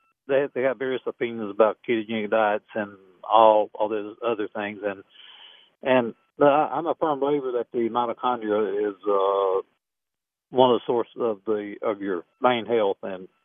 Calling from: Huntsville, Alabama, United States; from Huntsville, Alabama.

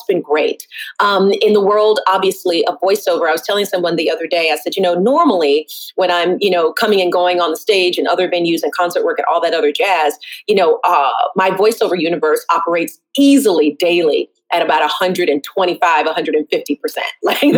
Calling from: Brooklyn, New York, United States

